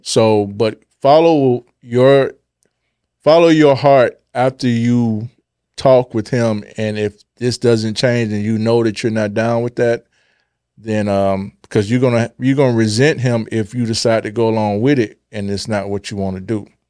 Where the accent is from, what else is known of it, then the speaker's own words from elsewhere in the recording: Chicago, Illinois, United States; I was born in Chicago.